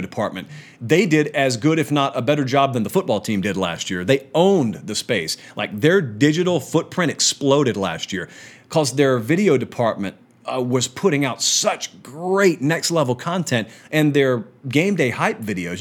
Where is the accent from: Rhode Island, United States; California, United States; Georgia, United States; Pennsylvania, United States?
Georgia, United States; Central; I'm from Central Georgia